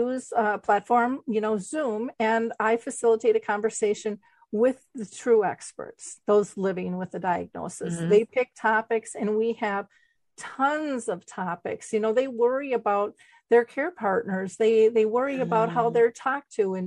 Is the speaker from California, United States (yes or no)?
no; Minnesota, United States; I'm a girl from Minnesota. I didn't even travel. We went up to the cabin. I mean, I was just kind of hometownish